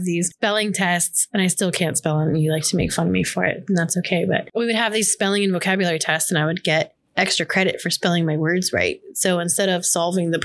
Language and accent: English; just outside of Orlando, Florida, United States; I grew up in Florida, just outside of Orlando